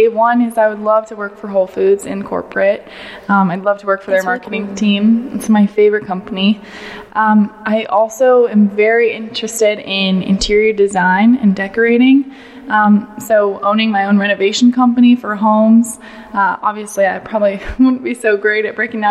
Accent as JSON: {"language": "English", "town": "Suwanee", "region": "Georgia", "country": "United States", "said": "I'm from Suwanee, Georgia, which is just about an hour north of Atlanta"}